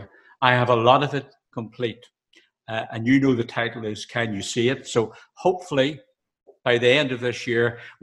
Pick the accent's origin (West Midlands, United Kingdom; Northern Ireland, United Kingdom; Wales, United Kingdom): Northern Ireland, United Kingdom; being Northern Ireland and my accent